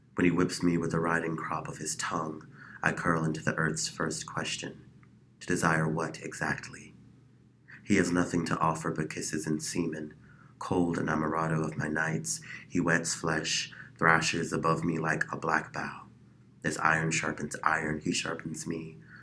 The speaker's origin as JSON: {"language": "English", "town": "Chicago", "region": "Illinois", "country": "United States", "moved": "yes", "lives_now": "Phoenix, United States", "said": "I am initially from Chicago, Illinois"}